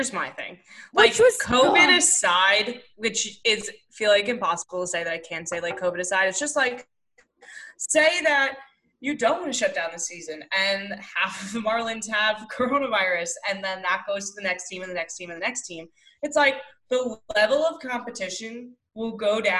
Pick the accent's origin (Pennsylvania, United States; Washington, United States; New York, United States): New York, United States; I'm from New York